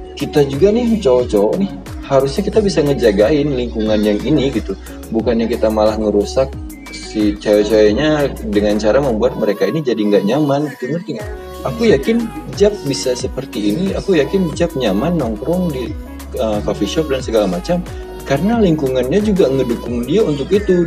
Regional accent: Banda Aceh, Aceh, Indonesia; sebagai warga Banda Aceh

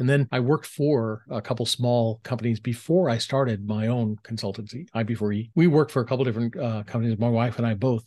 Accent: Southern California, United States; growing up in Southern California, three brothers, so a family of six

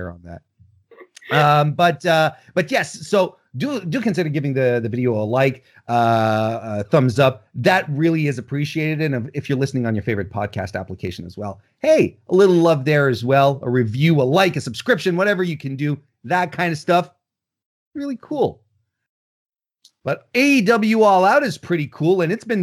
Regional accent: Canada; I'm Canadian

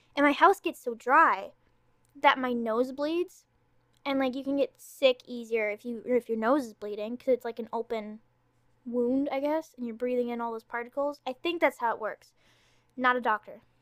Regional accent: Ontario, Canada; accent: Canadian; I'm Canadian. I'm from Ontario

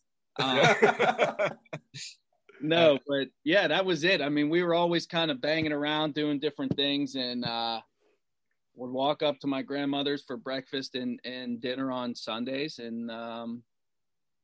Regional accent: Pittsburgh, Pennsylvania, United States; born or raised there

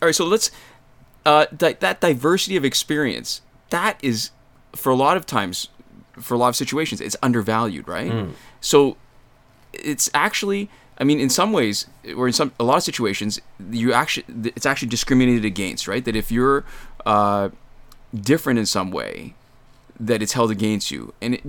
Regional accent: Canada; Well, all right, so what's funny is we're kind of, I mean, we're definitely Canadian, but we've kind of gotten Americanized a little bit

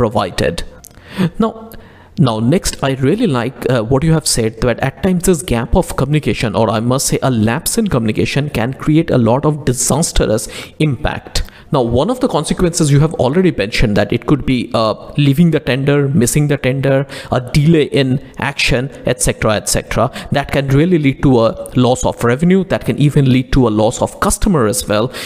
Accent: India; as an Indian

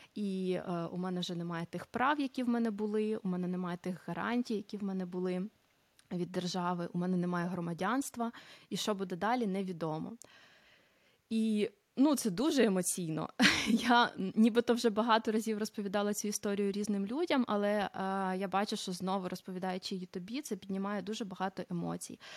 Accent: Cherkasy, Cherkasy Oblast, Ukraine; moved away as an adult; also born or lived in Italy; now in Netherlands; родом я з Черкас. Зараз знаходжуся в Нідерландах.

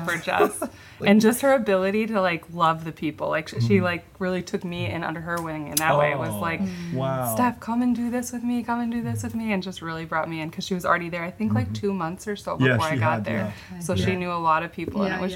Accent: Wisconsin, United States; moved away as an adult; also born or lived in Minnesota; now in Iraq; I was born and raised in Wisconsin

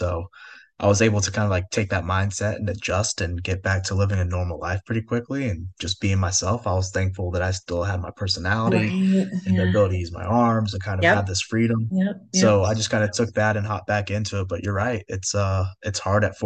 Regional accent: California, United States; we grew up in California

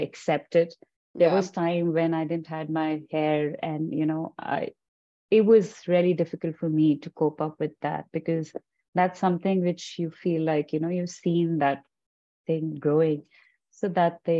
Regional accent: Punjab, India; moved away as an adult; now in Calgary, Canada; I'm from India, so we do follow, you know, rituals and stuff

